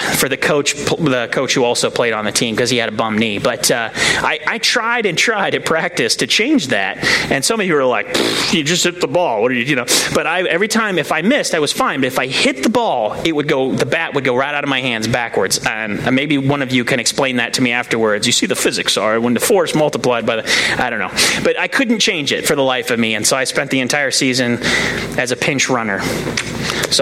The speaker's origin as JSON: {"language": "English", "town": "Akron", "region": "Ohio", "country": "United States", "tie": "born or raised there", "said": "I grew up in Akron by the university"}